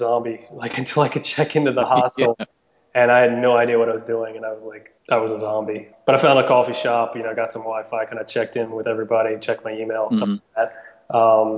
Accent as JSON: {"language": "English", "country": "United States"}